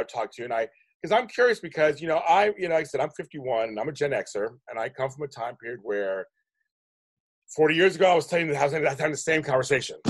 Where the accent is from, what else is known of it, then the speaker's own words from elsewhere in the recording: Pittsburgh, Pennsylvania, United States; now in California, United States; I'm from Pittsburgh